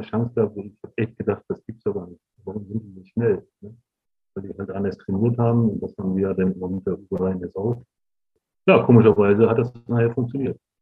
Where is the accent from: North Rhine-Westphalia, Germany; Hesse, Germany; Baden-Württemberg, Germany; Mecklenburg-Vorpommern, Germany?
Mecklenburg-Vorpommern, Germany; Rostock; dahin, wo ich groß geworden bin